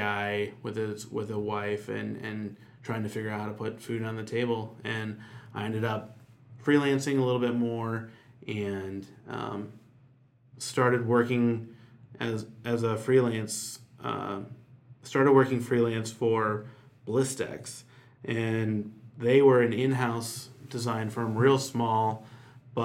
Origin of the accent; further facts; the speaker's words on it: Chicago, Illinois, United States; moved away as an adult; now in Nashville, United States; I'm from Chicago originally